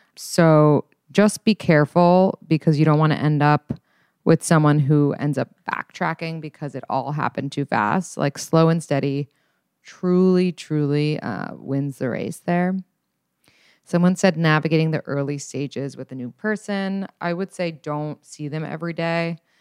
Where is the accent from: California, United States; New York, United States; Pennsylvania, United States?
New York, United States; New York City; so I grew up in New York City